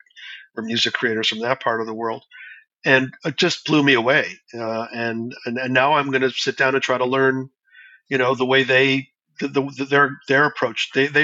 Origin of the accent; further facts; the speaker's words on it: Canada; It's not like I'm going to ever sound like a Brazilian, you know, as a Canadian.